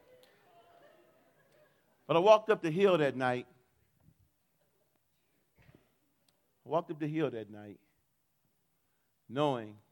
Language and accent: English; Detroit, Michigan, United States; I grew up in Detroit